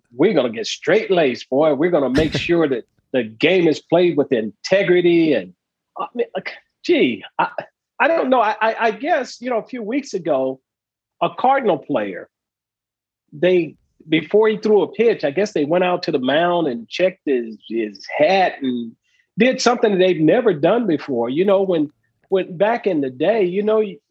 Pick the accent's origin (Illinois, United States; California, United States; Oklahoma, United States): California, United States; Southern; I grew up in Southern California